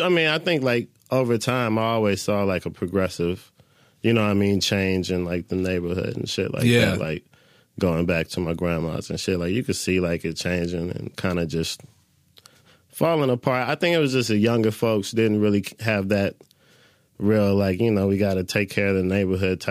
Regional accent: Detroit, Michigan, United States; moved away as an adult; also born or lived in Johnson City, New York / Chicago; now in West Coast, United States; From Detroit. I consider Detroit home, but I was born in up north New York

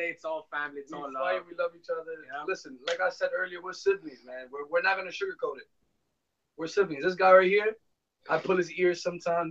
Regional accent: New York City, New York, United States; also born or lived in Miami; I'm from New York

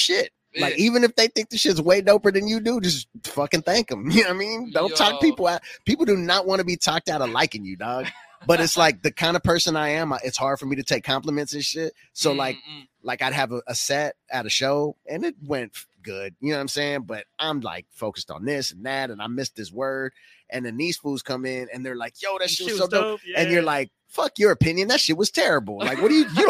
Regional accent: Gardena, California, United States; moved away; I'm from Gardena, we had helicopters

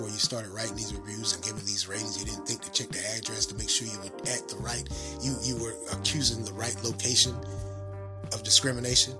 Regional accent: the South, United States; accent: country accent or southern accent; my country accent or southern accent

